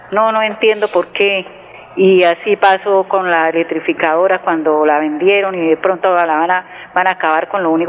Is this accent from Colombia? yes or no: yes; Santander, Colombia; nosotros somos gente que toda la vida somos de acá, de Santander, viviendo acá